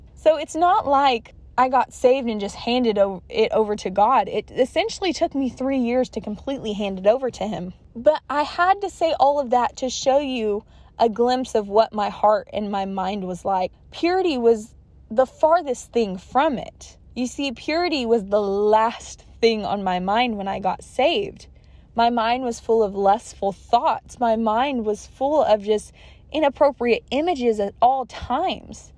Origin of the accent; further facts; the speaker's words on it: California, United States; I was born and raised in California, and I'm still residing here